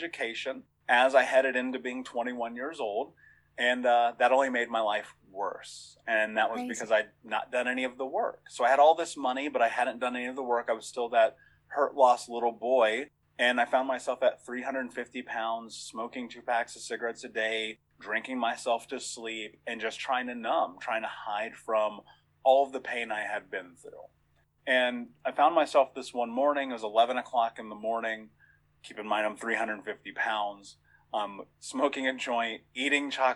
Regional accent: Indiana, United States; I grew up in Indiana.

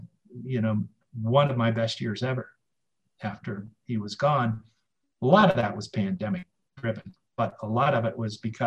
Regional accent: Boston, Massachusetts, United States; moved away as an adult; now in Santa Fe, United States; I'm from Boston originally

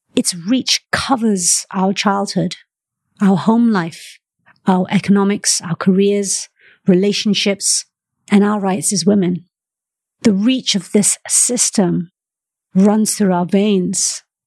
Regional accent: Malaysia; moved away; also born or lived in United Kingdom; I'm Malaysian-born, and I've spent half my life living in the United Kingdom.

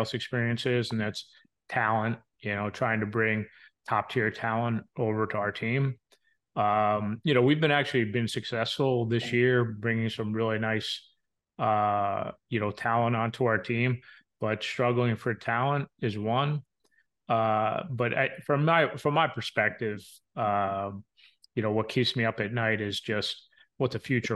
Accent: New York, across the Hudson from Manhattan, New Jersey, United States; now in Ohio, United States; I grew up in the New York, New Jersey area, right across the street from the Hudson, from Manhattan

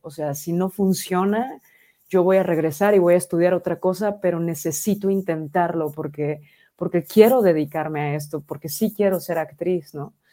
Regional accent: Mexico; como mexicana me siento súper orgullosa

